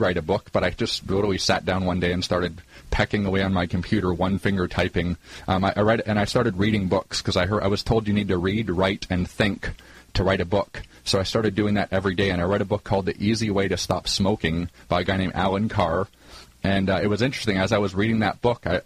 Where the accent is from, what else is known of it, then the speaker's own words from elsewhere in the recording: Canada; I grew up in Canada in a lower middle-income family